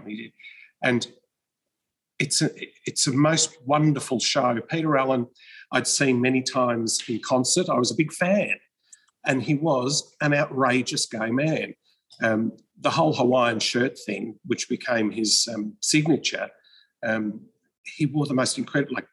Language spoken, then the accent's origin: English; Melbourne, Victoria, Australia; I'm from Melbourne